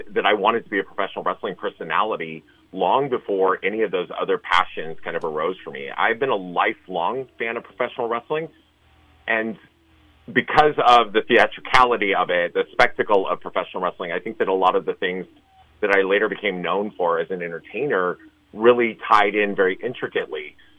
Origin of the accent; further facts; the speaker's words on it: San Francisco, California, United States; I'm a resident of San Francisco.